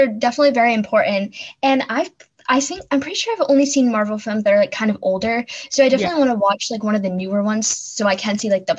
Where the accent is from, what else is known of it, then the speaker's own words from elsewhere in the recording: Boston, Massachusetts, United States; from Boston, and you are listening to Kids First Coming Attractions.